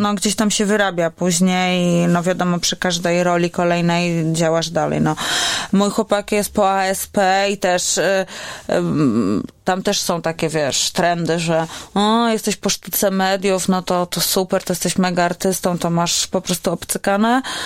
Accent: Warsaw, Masovian Voivodeship, Poland; A ja jestem warszawianką, która żyje w centrum i oddycha po prostu światłami wielkiego miasta

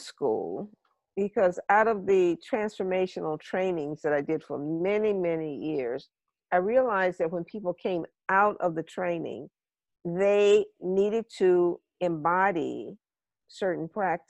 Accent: home state of the Wright brothers, Ohio, United States; the Wright brothers, you know, from my home state

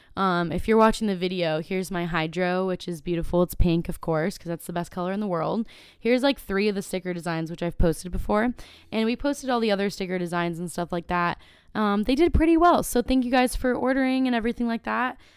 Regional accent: Carlsbad, California, United States; born or raised there

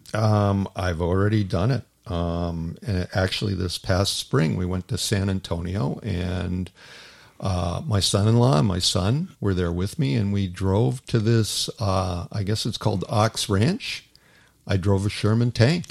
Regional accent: Toronto, Ontario, Canada; moved away as an adult; as a kid, I grew up in Toronto

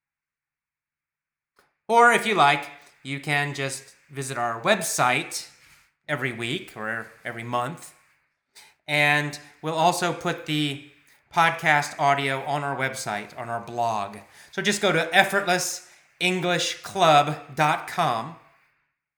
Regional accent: United States; I'm American

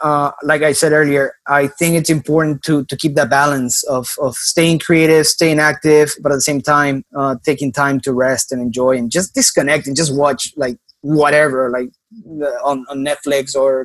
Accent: Miami, Florida, United States; Maybe it's because I'm from Miami and grew up in Miami.

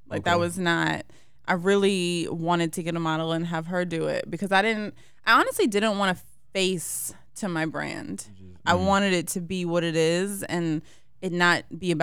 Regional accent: Marietta, Georgia, United States; also born or lived in Brooklyn, New York; I grew up in Marietta, Georgia.

